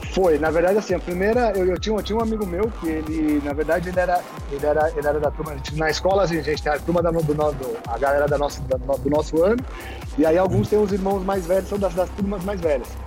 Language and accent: Portuguese; São Paulo, Brazil; eu sou de São Paulo, moro em São Paulo, capital.